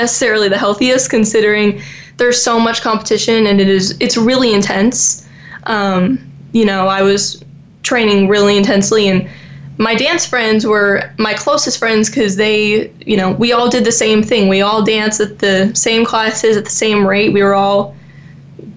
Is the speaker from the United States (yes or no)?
yes; Dallas, Texas, United States; also born or lived in Naples, Florida; we moved to Dallas when I just turned six. We moved from Naples, Florida